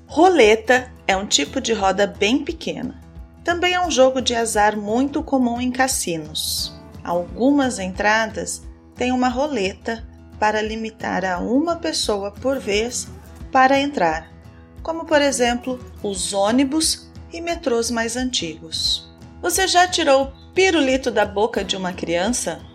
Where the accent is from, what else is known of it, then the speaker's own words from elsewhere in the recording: Brazil; Eu sou brasileira, moro no Brasil